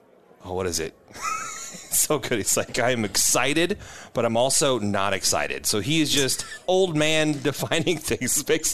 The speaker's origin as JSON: {"language": "English", "region": "Iowa", "country": "United States", "moved": "yes", "lives_now": "Nebraska, United States", "said": "I'm from Iowa"}